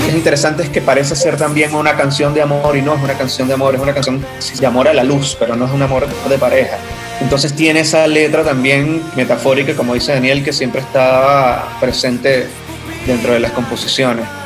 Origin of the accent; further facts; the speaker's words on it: eastern Venezuela, Venezuela; somos de Oriente